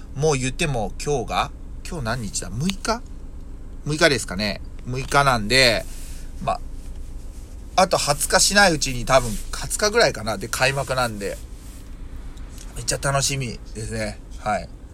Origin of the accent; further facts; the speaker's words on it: Yokkaichi, Mie, Japan; 僕の住んでいる三重県四日市市で行くと、僕の地元はその、えー、郵便局のあがた支店っていうところ